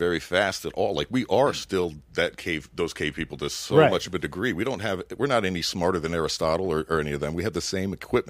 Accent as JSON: {"language": "English", "town": "Miami", "region": "Florida", "country": "United States"}